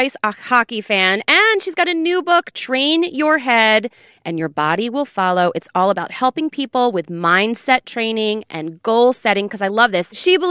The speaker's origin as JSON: {"language": "English", "town": "Doylestown", "region": "Pennsylvania", "country": "United States", "said": "I'm from Doylestown."}